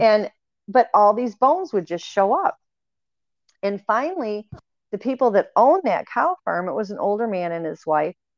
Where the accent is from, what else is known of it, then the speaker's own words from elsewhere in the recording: Michigan, United States; moved away; growing up in Michigan, you would have several feet of snow every year